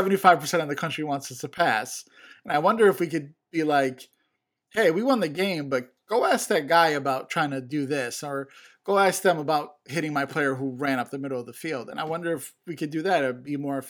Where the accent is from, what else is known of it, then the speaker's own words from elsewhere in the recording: Chicago, Illinois, United States; I'm from Chicago